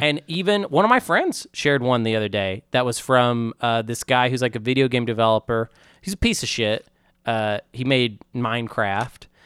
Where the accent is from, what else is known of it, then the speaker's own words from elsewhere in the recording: Bentonville, Arkansas, United States; I'm from Walmart, H Q, Bentonville